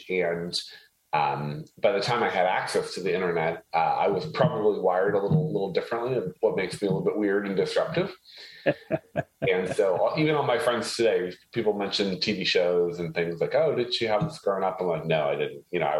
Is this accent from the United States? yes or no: no; Haiti; So I was actually born and raised in a third world country. I was born and raised in Haiti.